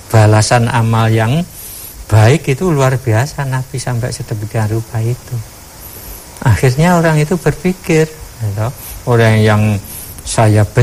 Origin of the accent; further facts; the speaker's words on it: Java, Indonesia; Ini satu penghinaan kalau kita sebagai orang Jawa apalagi namanya diludah itu sudah merupakan satu penghinaan besar.